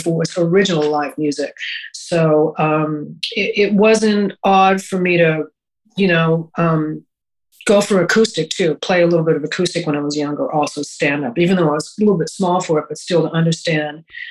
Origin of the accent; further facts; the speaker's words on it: Montreal, Quebec, Canada; I grew up in Montreal, which was a great city